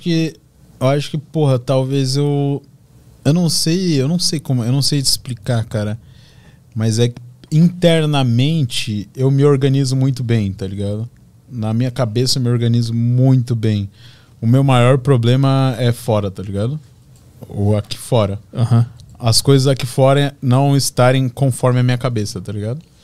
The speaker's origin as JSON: {"language": "Portuguese", "town": "Balneário Camboriú", "region": "Santa Catarina", "country": "Brazil", "said": "a minha relação com meus amigos lá na minha cidade, lá em Balneário Camboriú"}